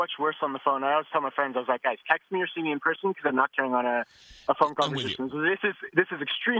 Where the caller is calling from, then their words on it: Toronto, Ontario, Canada; Real quick, I'm listening from Toronto, Canada.